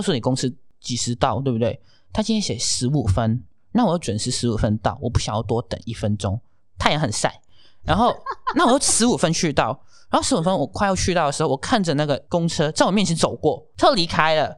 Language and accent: Chinese; Hong Kong; moved away as an adult; now in Taiwan; 可是我是香港人，然后在我很小的时候有经历过SARS